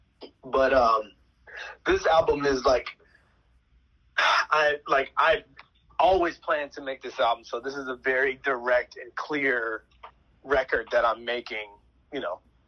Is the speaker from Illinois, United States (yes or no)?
yes; Chicago, Illinois, United States; I'm from Chicago